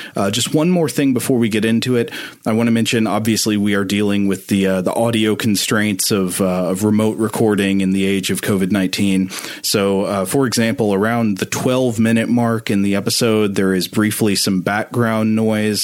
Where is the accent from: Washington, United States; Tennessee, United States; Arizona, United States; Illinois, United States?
Tennessee, United States; East; I grew up in East Tennessee, surrounded by a lot of fundamentalist Christianity.